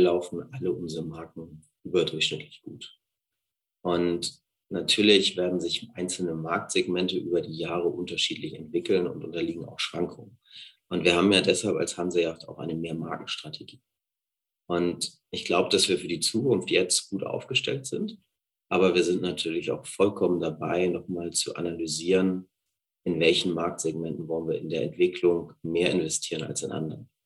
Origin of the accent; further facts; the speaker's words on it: Hamburg, Germany; moved away as an adult; also born or lived in France / United Kingdom / Liechtenstein / Scandinavia; Ich bin ursprünglich aus Hamburg und wohne da mit meiner Familie und meinen drei Kindern.